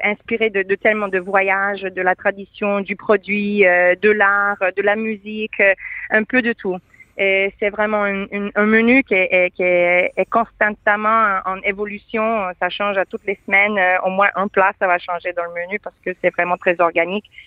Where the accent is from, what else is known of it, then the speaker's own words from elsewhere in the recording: Quebec, Canada; now in Modena, Italy; je suis canadienne